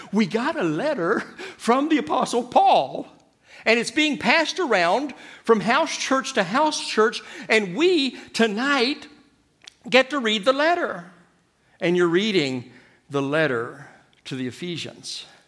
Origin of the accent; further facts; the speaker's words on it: Kentucky, United States; now in Madrid, Spain; I'm from Kentucky